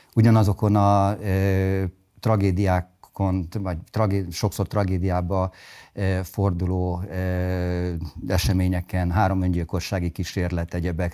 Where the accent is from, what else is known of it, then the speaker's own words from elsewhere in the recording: Budapest, Hungary; also born or lived in Sopron; Én budapestiként tanultam Sopronban.